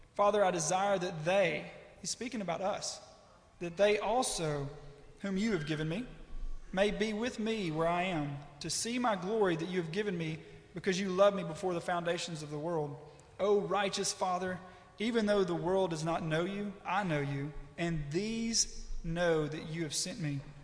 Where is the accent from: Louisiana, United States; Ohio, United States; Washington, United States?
Louisiana, United States; West Monroe; I'm from West Monroe, Louisiana